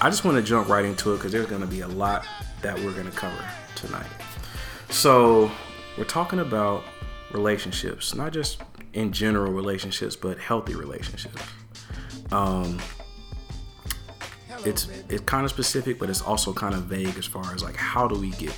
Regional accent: United States; We're Americans. Yes, we grew up in America

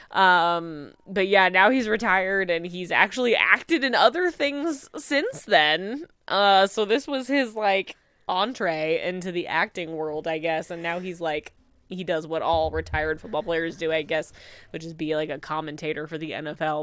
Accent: Midwest, United States; growing up in the Midwest, like, the Packers are a big deal where I come from

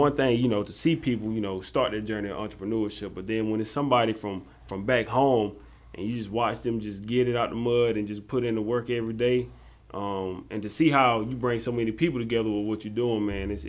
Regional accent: Jonesville, South Carolina, United States; we're from a small town, from Jonesville, South Carolina.

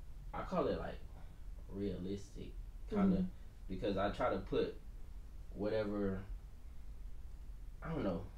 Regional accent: Clayton, North Carolina, United States; moved away as an adult; also born or lived in Hawaii; now in California, United States; I'm from, you say Raleigh, but it's really Clayton, North Carolina.

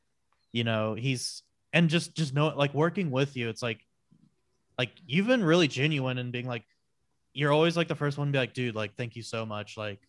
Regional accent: Lakeway, Texas, United States; I actually grew up in Lakeway, Texas

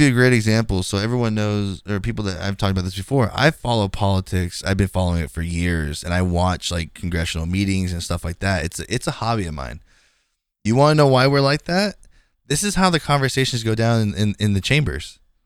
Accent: Bay Area, California, United States; I'm from the Bay Area

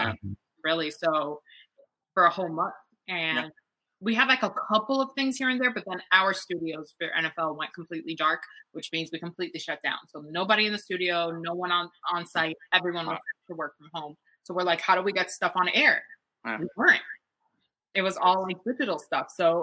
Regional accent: Miami, Florida, United States; born or raised there

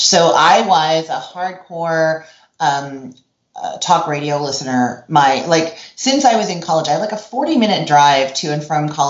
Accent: Canada; now in Orlando, United States; And then when I moved from Canada to Orlando, Florida, I used to listen to, like, the equivalent of NPR, I guess, CBC radio, continuously.

